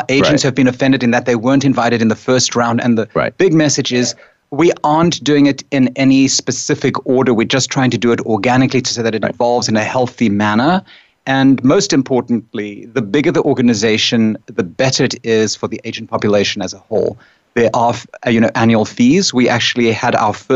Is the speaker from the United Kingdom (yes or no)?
no; South Africa; now in New York, United States; I come from South Africa